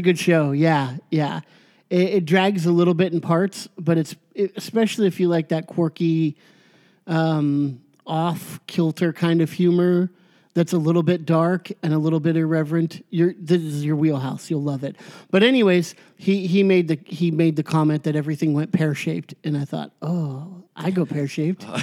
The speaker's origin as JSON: {"language": "English", "country": "United States", "said": "I'm very proud to be an American"}